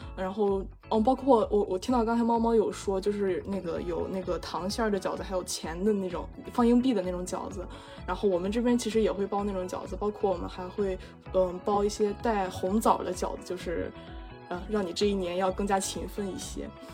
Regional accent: Dongying, Shandong, China; moved away; 回到了我的家乡山东东营

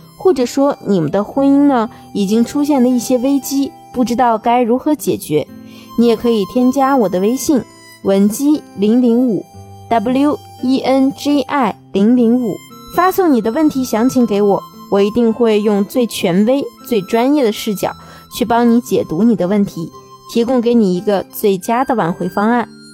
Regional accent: China; 我们中国人的心思啊，一般都是很细腻的

